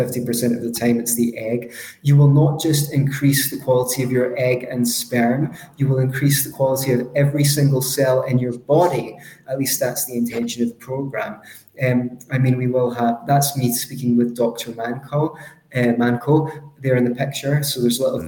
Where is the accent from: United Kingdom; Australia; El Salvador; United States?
United Kingdom; Scotland; accent: Scottish; my Scottish accent is a little bit strong